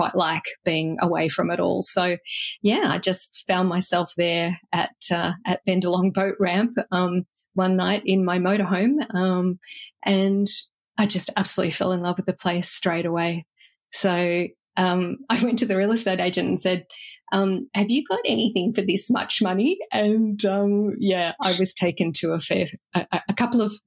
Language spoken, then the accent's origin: English; Australia; also born or lived in Illawarra, New South Wales; now in Manyana, Australia; as an Australian